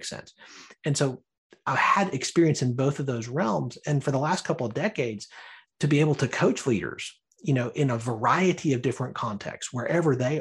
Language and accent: English; Birmingham, Alabama, United States; I was born and raised in Birmingham, Alabama